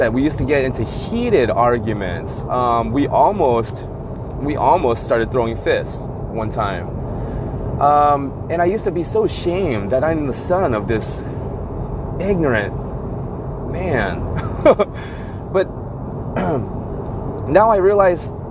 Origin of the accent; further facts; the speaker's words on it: United States; I'm Asian American